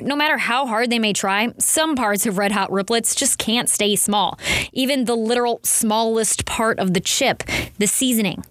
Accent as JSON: {"language": "English", "town": "St. Louis", "region": "Missouri", "country": "United States", "said": "We're both from St. Louis area."}